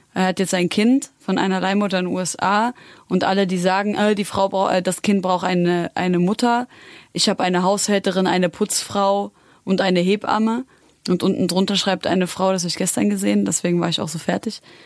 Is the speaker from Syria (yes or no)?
yes; Syria; ich bin Syrerin.